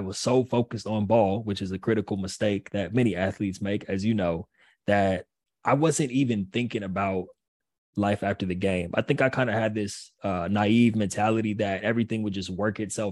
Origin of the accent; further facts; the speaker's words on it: Pasadena, California, United States; also born or lived in Long Island, New York; I'm from California. I couldn't wait to go back home.